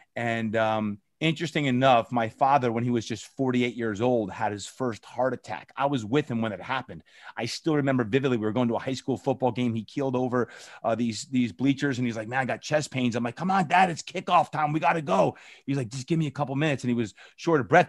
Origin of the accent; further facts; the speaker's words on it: New Jersey, United States; I grew up in New Jersey